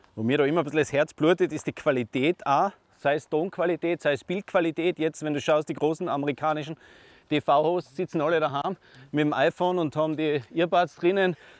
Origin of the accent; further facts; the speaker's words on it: East Tyrol, Austria; bei uns in Osttirol